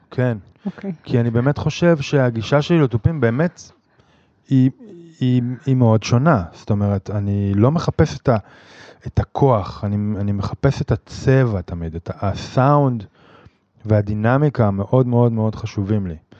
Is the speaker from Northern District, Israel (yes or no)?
yes; Jezreel Valley, Northern District, Israel; moved away; אני מוזיקאי מתופף, במקור מהצפון, מעמק יזרעאל